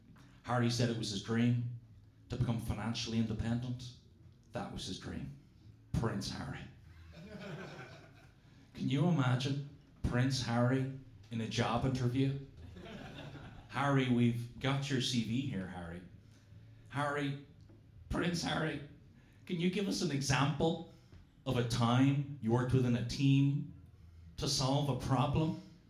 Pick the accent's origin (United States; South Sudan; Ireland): Ireland; moved away as an adult; also born or lived in England; now in London, United Kingdom; as Irish people